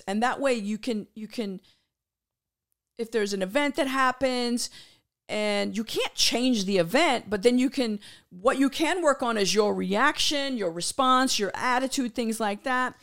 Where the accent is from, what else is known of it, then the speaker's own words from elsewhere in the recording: Tampa, Florida, United States; I'm from Tampa, Florida